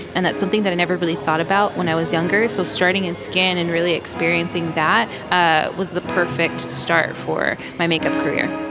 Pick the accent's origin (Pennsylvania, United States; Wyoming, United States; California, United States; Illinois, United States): California, United States; Los Angeles; now in New York, United States; I grew up in Los Angeles